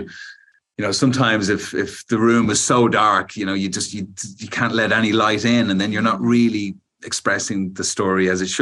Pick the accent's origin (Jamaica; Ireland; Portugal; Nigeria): Ireland; we're both Irish